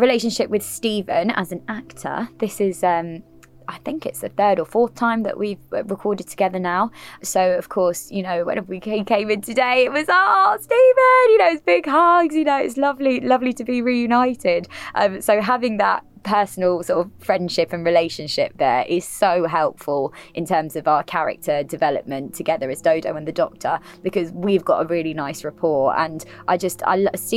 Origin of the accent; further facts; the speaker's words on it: London, United Kingdom; I'm actually born and raised in Camden, in London